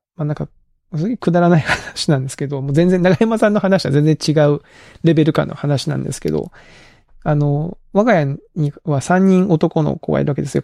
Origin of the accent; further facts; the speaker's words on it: Kagoshima, Japan; 僕も鹿児島出身なんで